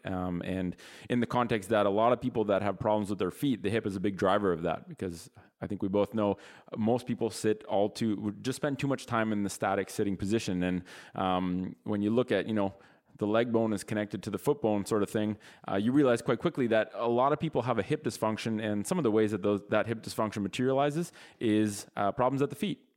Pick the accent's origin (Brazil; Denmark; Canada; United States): Canada; Ottawa, Ontario; we're from Ottawa, which is the capital of Canada